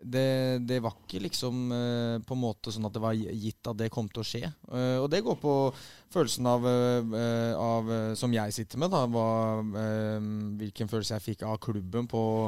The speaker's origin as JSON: {"language": "Norwegian", "region": "Oslo", "country": "Norway", "tie": "born or raised there", "moved": "as an adult", "said": "jeg er fra Vålerenga og vokste opp"}